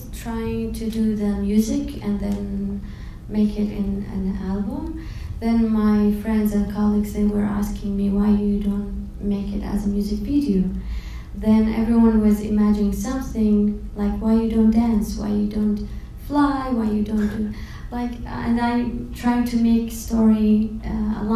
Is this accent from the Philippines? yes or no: no; Kuwait; from Kuwait